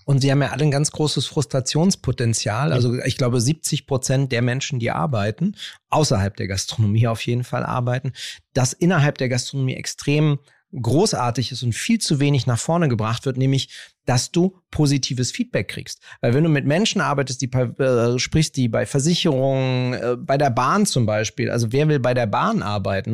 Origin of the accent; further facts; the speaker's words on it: Berlin, Germany; Ich bin ja in Kreuzberg aufgewachsen